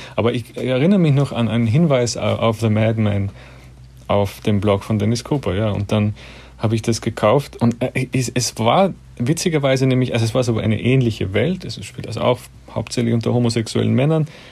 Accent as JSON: {"language": "German", "country": "Austria", "said": "als Österreicher"}